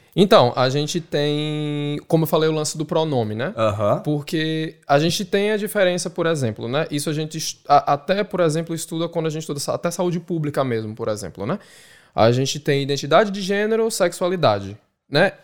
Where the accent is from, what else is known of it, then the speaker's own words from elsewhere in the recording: Recife, Pernambuco, Brazil; moved away as an adult; now in Dublin, Ireland; Beijo Recife, beijo Maria do Céu, de onde eu sou